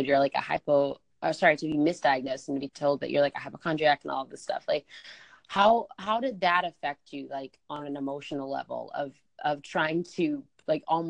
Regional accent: Georgia, United States; I'm from Georgia

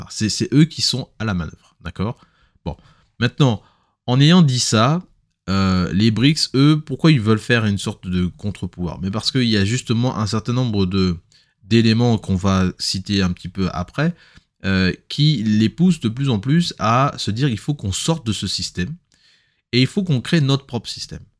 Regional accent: DR Congo; ça nous concerne, nous, en tant que Congolais, on doit se projeter

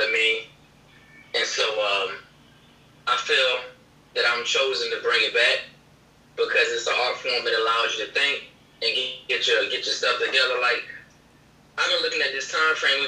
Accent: Chesapeake, Virginia, United States; also born or lived in Portsmouth, Virginia; right here from Chesapeake and Portsmouth, Virginia

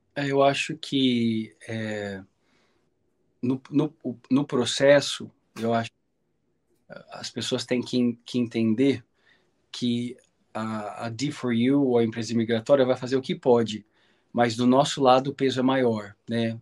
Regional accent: Brazil; eu sou típico brasileiro

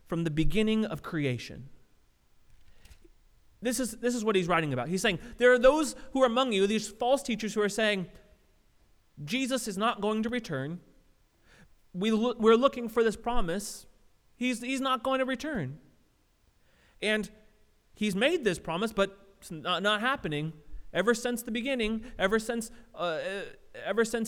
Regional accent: Southern California, United States; I grew up in Southern California

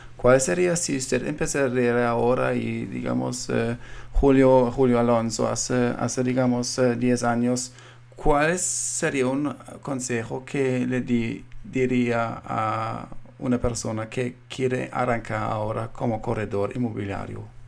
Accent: Colombia; now in United States; yo siendo colombiano viendo ahora en los Estados Unidos

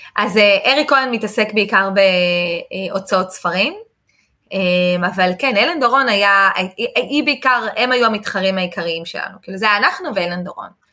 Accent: Israel; אני מישראל

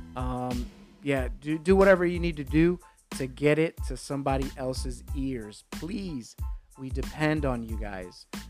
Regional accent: New York, United States; growing up in New York at 15

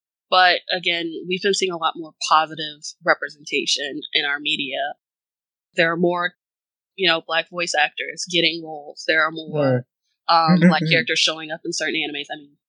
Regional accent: the South, United States; especially growing up in the South. Never.

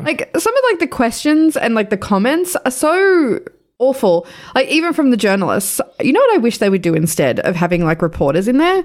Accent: Sydney, New South Wales, Australia; moved away; I grew up in Western Sydney. I grew up not far from there

